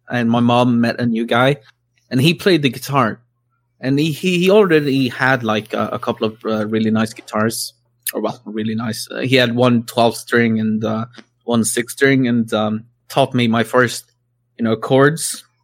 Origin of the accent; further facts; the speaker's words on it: Sweden; English is a second language; I grew up in Sweden, right? So and country isn't really a thing here.